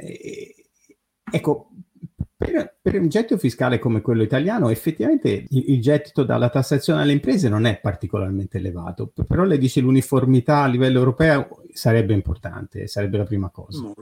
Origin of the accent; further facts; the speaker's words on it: Italy